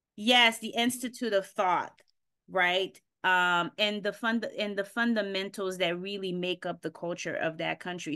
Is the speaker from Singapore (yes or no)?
no; Haiti; moved away; I was born here, but I grew up in Haiti